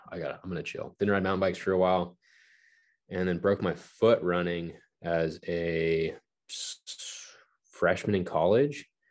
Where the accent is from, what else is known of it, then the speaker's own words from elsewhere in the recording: Palmdale, California, United States; I grew up in Palmdale, California, which is like an hour northeast of Los Angeles